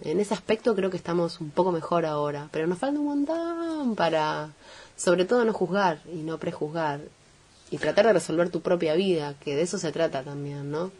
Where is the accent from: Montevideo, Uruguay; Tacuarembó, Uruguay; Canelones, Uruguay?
Montevideo, Uruguay; now in Argentina; esencialmente provengo del Cerro de Montevideo